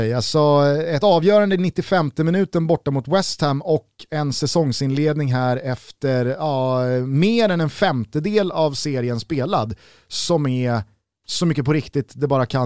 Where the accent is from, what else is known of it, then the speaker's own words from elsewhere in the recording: Sweden; Och det tycker man som svensk är extra kul.